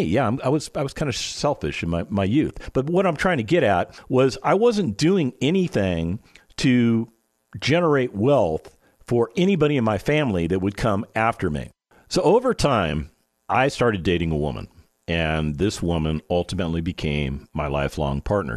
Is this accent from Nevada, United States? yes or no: yes; Las Vegas, Nevada, United States; I was born and raised in Las Vegas, Nevada